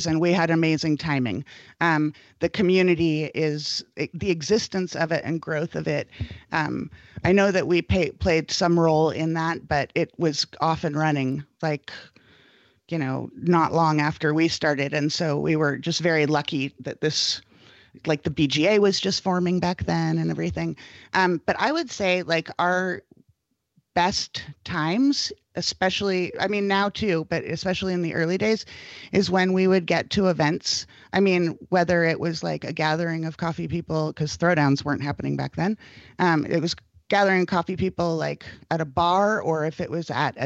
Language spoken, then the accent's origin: English; Berkeley, California, United States; I grew up in Berkeley, California, not very far from the original Pete's